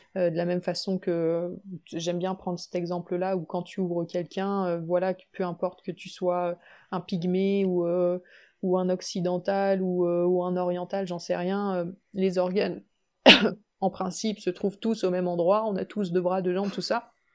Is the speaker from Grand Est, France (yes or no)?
no; Limoges, Nouvelle-Aquitaine, France; also born or lived in Savoie; now in Limoges, France; revenir du coup sur ma terre natale, à Limoges